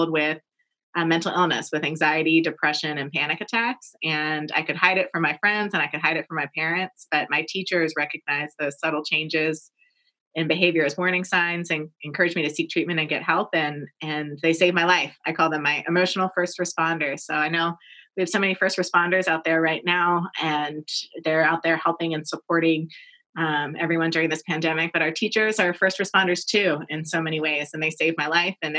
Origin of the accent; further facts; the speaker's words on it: Annapolis, Maryland, United States; I am from Annapolis, Maryland, originally.